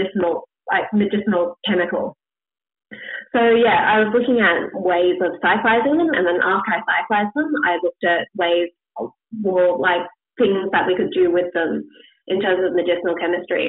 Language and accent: English; Australia; being Australian